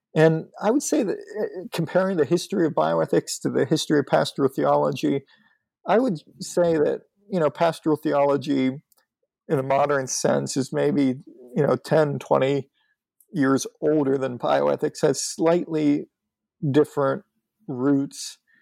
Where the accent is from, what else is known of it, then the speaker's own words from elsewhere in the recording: north of Pittsburgh, Western Pennsylvania, United States; moved away; I'm from Western Pennsylvania, north of uh, Pittsburgh.